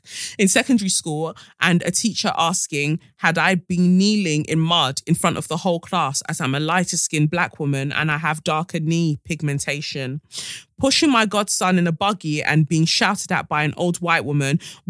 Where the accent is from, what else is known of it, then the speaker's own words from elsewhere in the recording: London, United Kingdom; Growing up in London, white people have been extremely racist to me.